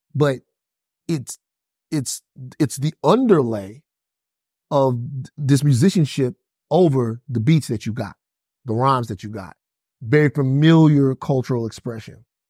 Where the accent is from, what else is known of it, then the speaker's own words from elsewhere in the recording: Baton Rouge, Louisiana, United States; I'm from Baton Rouge, but we all listen to bounce music in South Louisiana